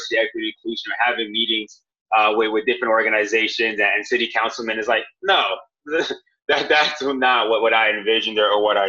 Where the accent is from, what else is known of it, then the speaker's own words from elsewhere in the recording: Miami, Florida, United States; moved away as an adult; also born or lived in North Carolina; now in Austin, United States; I'm from Miami